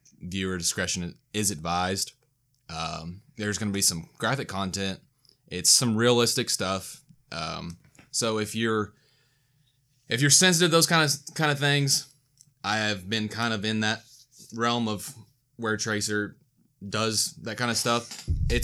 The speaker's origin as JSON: {"language": "English", "town": "Farmersville", "region": "Texas", "country": "United States", "said": "I'm from Farmersville"}